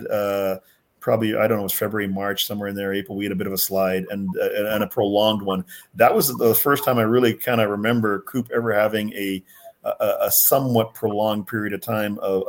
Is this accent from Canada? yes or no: yes; Winnipeg, Manitoba, Canada; moved away; also born or lived in Jamaica / North Dakota; We were in Winnipeg, I consider myself my hometown. Again, I wasn't born there, but it was my hometown.